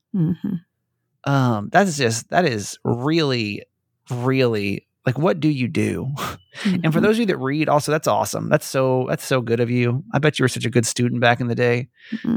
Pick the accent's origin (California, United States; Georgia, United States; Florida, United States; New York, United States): Georgia, United States; I grew up in Georgia